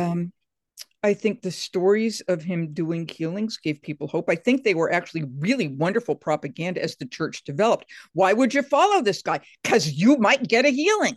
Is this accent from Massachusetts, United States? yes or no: yes; Atlantic coast in Massachusetts, United States; I'm from the Atlantic coast in Massachusetts.